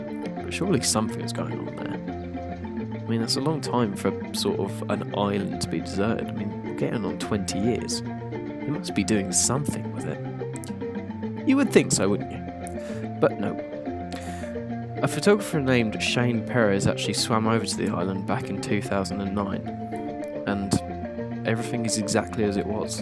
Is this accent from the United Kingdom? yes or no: yes; England, United Kingdom; I'm English, British